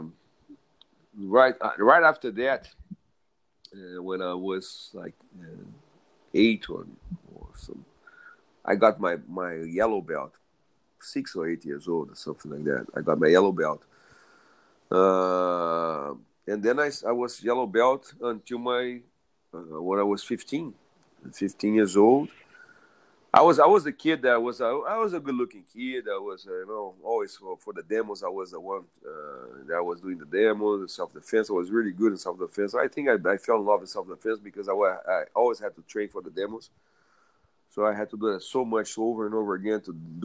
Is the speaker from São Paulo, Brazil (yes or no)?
no; Rio de Janeiro, Brazil; English is a second language; moved away; we moved back from North Panema to South Zone Rio de Janeiro